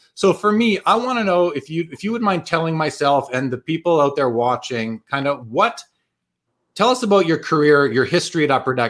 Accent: Winnipeg, Manitoba, Canada; moved away as an adult; It is my hometown. I lived there for the first 30 years of my life

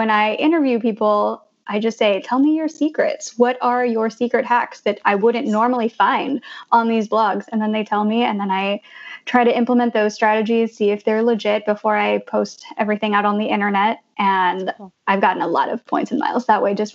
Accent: Blue Springs, Missouri, United States; also born or lived in Denver, Colorado; now in Jersey City, United States; I grew up in Blue Springs, Missouri, which is 93% white

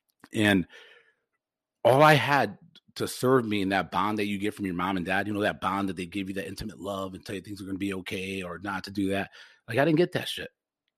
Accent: Forest Park, United States; I'm so lucky that I grew up in Forest Park

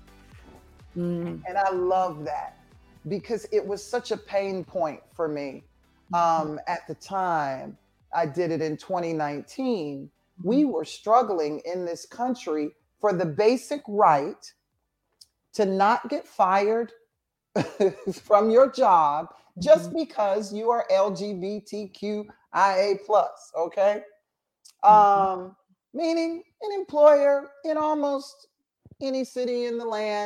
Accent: Atlanta, Georgia, United States; growing up in Atlanta

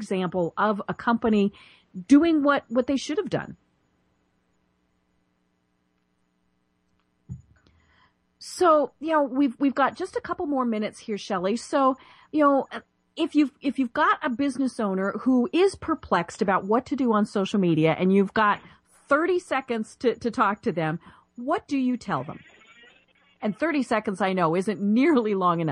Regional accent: Colorado, United States; moved away as an adult; now in Atlanta, United States; I'm from Colorado and, you know, just moved to Atlanta last year

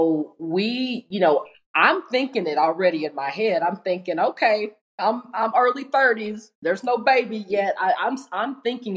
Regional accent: Tennessee, United States; moved away as an adult; now in Arizona, United States; I'm originally from Tennessee and I had moved here on my own.

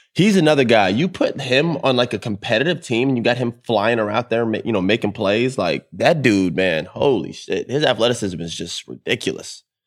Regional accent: Orlando, Florida, United States; I'm from Orlando, too.

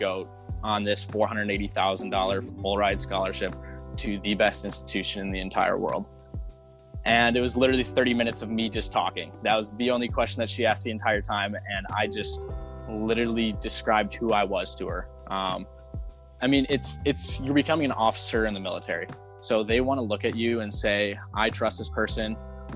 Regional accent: Lakeville, Minnesota, United States; I grew up in Lakeville, Minnesota

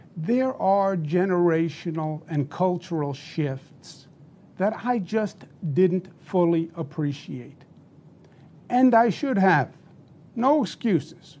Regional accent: New York, United States; I'm a New, New Yorker, born and bred

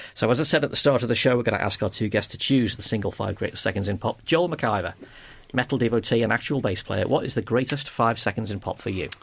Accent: Liverpool, North West England, United Kingdom; I'm from Liverpool

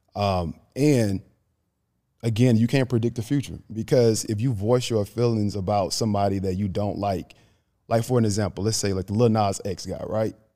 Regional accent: Grand Bay, Alabama, United States; moved away as an adult; now in Atlanta, United States; I'm from Grand Bay, Alabama, bro. Like, population, I'll say, like, nine hundred, close to a thousand people.

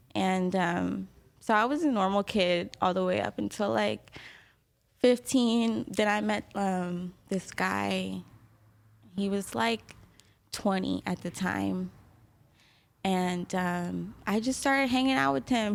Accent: San Diego, California, United States; also born or lived in Kansas City, Missouri; I live, I grew up in San Diego.

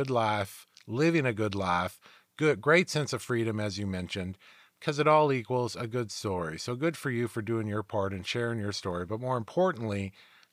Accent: United States; We're all Americans

